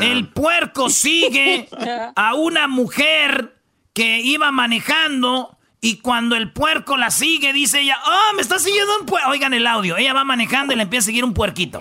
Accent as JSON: {"language": "Spanish", "region": "Michoacán", "country": "Mexico", "said": "yo como michoacano, como mexicano"}